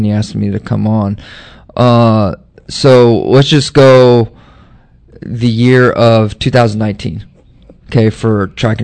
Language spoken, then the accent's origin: English; Nebraska, United States; moved away; I'm from Nebraska